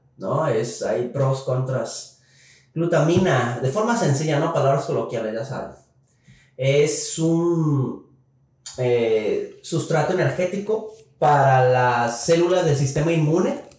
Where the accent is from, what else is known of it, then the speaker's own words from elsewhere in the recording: Mexico; como mexicanos